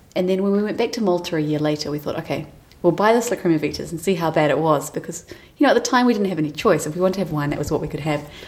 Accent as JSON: {"language": "English", "country": "New Zealand", "said": "we're from New Zealand, which is quite a big wine producing nation and we, we enjoy the wine that our country produces"}